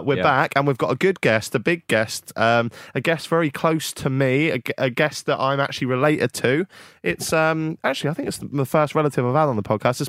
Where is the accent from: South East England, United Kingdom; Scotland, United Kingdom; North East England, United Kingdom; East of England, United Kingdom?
East of England, United Kingdom; Norfolk; I know we're from Norfolk, Stevie.